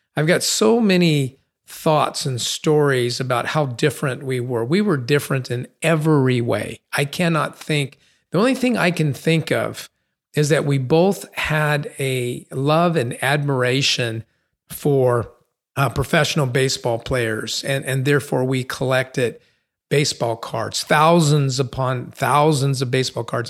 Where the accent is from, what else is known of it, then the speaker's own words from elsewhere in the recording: San Bernardino, California, United States; Growing up on Sixteenth Street in San Bernardino, we had a one-car garage